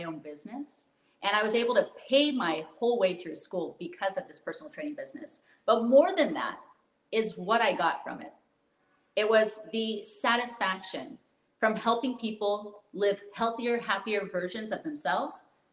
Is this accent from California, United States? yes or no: yes; outside of Sacramento, Northern California, United States; born and raised in Northern California in a small town outside of Sacramento on a dairy farm